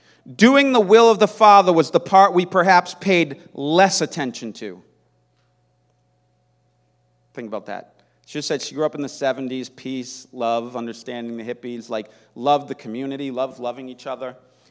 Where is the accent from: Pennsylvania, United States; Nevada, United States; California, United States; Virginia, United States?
California, United States; San Francisco; I grew up in San Francisco in the 70s, the cradle of the Jesus movement.